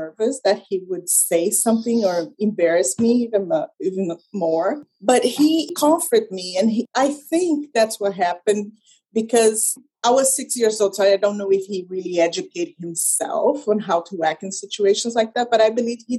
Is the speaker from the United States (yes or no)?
no; Brazil; English is a second language; moved away as an adult; also born or lived in Canada; I was born in Brazil and I lived in Brazil until my early 20s